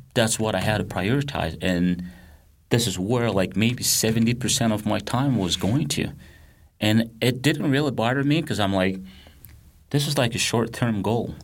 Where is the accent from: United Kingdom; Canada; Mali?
Mali; English is a second language; moved away as an adult; now in United States; I grew up in Mali, West Africa